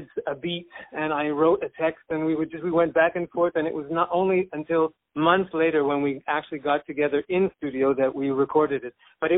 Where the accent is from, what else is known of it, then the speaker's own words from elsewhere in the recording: Montreal, Quebec, Canada; I'm French-Georgian originally, but I've been a Montrealer for most of my life, and I don't know that I feel so European anymore.